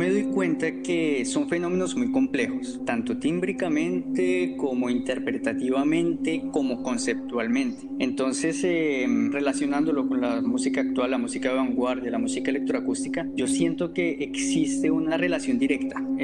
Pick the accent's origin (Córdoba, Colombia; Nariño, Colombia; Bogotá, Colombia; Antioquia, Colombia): Bogotá, Colombia; also born or lived in Socorro, Santander; No pertenezco a la región de los Montes de María, yo soy socorrano, soy de Santander y me crié en Bogotá